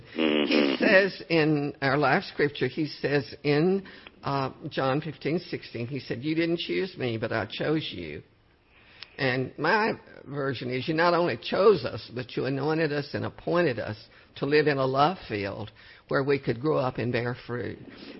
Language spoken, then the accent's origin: English; Cut and Shoot, Texas, United States; I was born near Cut and Shoot, if you know where that is.